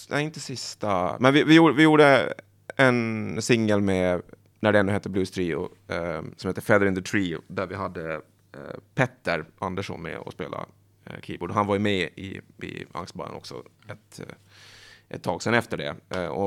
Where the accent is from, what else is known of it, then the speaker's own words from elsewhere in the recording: Åland, Finland; Jag kommer från Åland, ja. Precis.